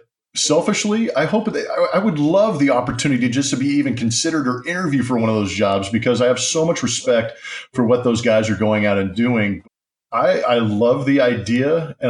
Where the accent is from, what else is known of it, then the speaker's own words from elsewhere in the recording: Southern California, United States; now in Houston, United States; San Diego is a place that is near and dear to my heart, because growing up in Southern California